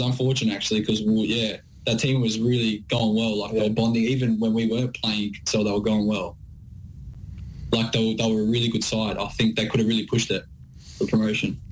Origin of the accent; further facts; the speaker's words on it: Sydney, New South Wales, Australia; moved away as an adult; now in Melbourne, Australia; We're both from Sydney.